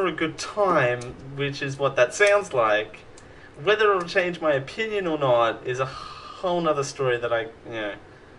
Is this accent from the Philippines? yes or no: no; Australia; I know I'm Australian